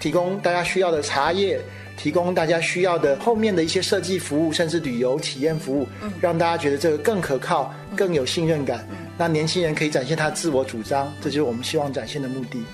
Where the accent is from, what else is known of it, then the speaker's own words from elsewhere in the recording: Taiwan; 来自台湾的新鲜名堂堂主